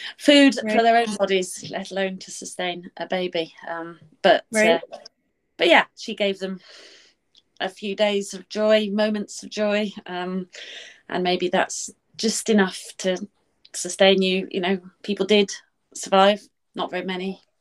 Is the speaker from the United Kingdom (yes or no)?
yes; United Kingdom; I'm British